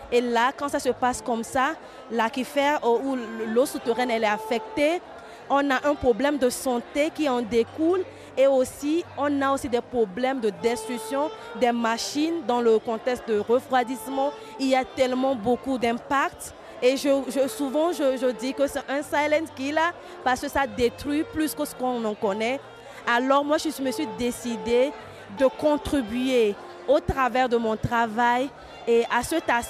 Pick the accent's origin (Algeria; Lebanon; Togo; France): Togo; je suis togolaise.